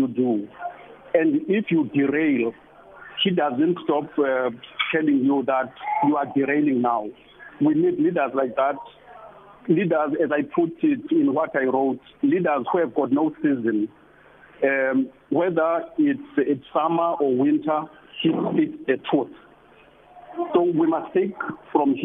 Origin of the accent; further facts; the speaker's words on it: Port Elizabeth, Eastern Cape, South Africa; growing up in Port Elizabeth, in the streets of New Brighton, Kwazakhele, and similar places